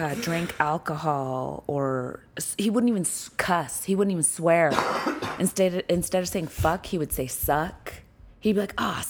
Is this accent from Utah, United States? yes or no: yes; Utah, United States; No, or? I grew up in Utah.